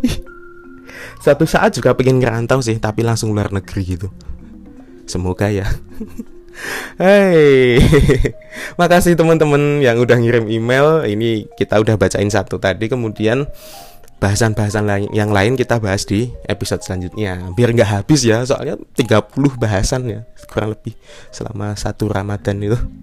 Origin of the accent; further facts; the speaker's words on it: Yogyakarta Regency, Special Region of Yogyakarta, Indonesia; Sini Jogja Kabupaten